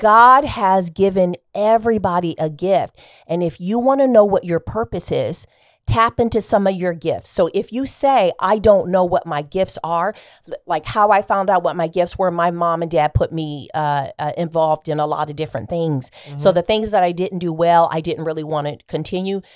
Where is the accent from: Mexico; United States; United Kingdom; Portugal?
United States; Des Moines, Iowa; also born or lived in Baltimore; I was um, actually born and raised in Des Moines, Iowa.